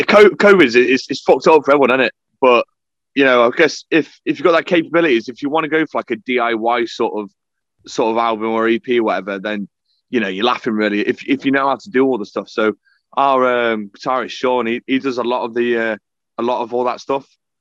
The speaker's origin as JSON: {"language": "English", "town": "Sheffield", "region": "Yorkshire and the Humber", "country": "United Kingdom", "tie": "born or raised there", "also_born_or_lived": "Derbyshire", "said": "No, I mean, I'm from I was born in Derbyshire, and then I was raised in mostly like Sheffield area and that, because it's where I went to school and shit, and it's where I resided."}